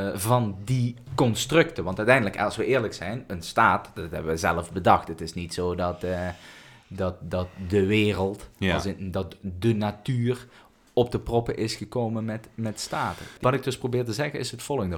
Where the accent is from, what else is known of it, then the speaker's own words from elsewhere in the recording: Netherlands; als ik, geboren bent als Nederlander